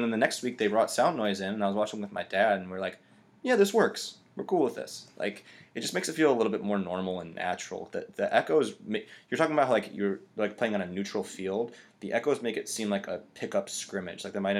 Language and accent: English; United States; even as an American